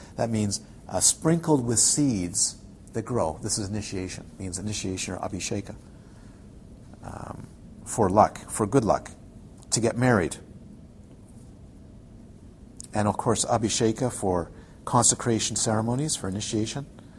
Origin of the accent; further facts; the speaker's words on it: Ontario, Canada; You can tell I'm from the Ottawa. I spent time in the Ottawa Valley.